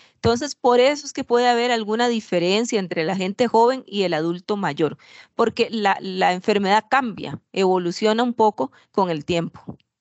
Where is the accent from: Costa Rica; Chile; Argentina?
Costa Rica; yo soy de Costa Rica